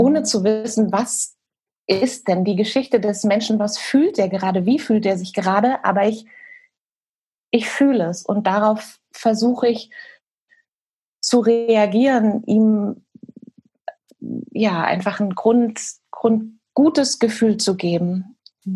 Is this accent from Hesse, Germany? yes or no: yes; Hesse, Germany; moved away as an adult; also born or lived in Bielefeld / New Zealand; now in Hamburg, Germany; bin eigentlich gebürtige Hessin, bin von dort aber tatsächlich direkt nach dem Abi, ich bin da weg